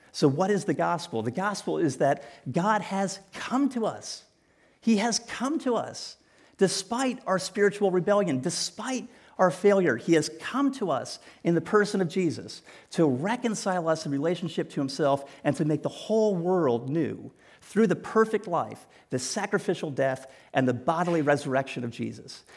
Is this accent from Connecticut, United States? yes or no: yes; New Canaan, Connecticut, United States; moved away; also born or lived in Greenwich, Connecticut; I grew up in New Canaan, and I attended school here in Greenwich.